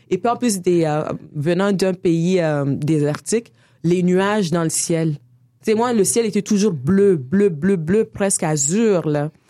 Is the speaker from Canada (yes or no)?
yes; Quebec, Canada; accent: Quebec; Je suis allée au Niger pour retrouver un ami québécois. Il m'a tout de suite reconnu avec mon accent. Il s'est retrouvé en moi.